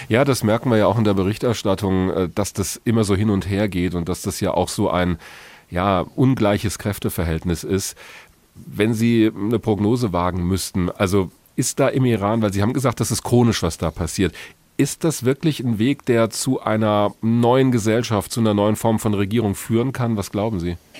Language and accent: German; Germany; hier bei uns in Deutschland